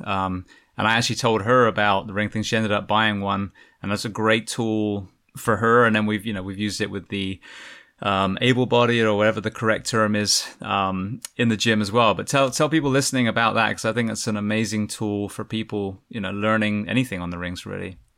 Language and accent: English; England, United Kingdom; now in United States; an Englishman coming to America